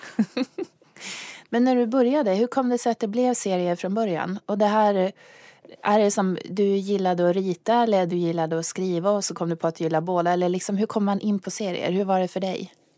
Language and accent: Swedish; Luleå, Norrbotten County, Sweden; Jag kommer från Luleå